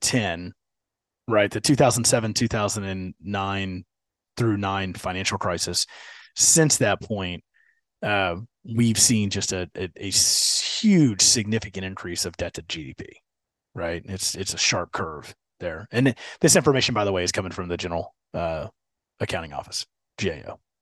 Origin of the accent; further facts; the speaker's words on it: Houston, Texas, United States; being a Houston kid